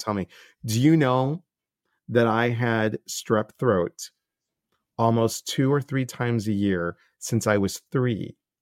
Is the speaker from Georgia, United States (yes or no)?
no; Chicago, Illinois, United States; moved away; I'm from Chicago originally